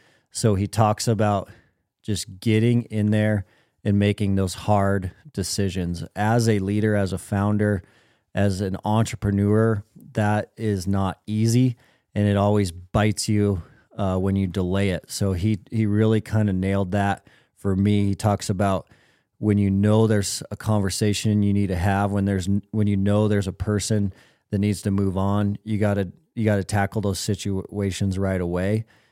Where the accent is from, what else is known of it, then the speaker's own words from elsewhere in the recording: Minnesota, United States; I am not a hunter. I'm not a mountain person. I'm a flatlander from Minnesota. I am 76 years old